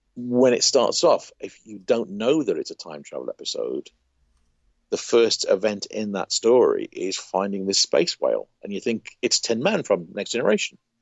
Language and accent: English; United Kingdom; growing up in Britain